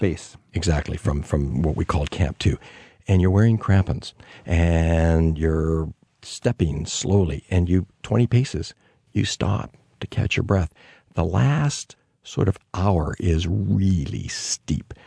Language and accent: English; Canada; as a Canadian